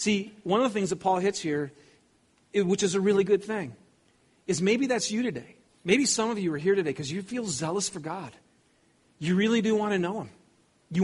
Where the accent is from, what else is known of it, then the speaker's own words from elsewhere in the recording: Lapeer, Michigan, United States; I grew up in Lapeer, Michigan. I didn't grow up in Southern California.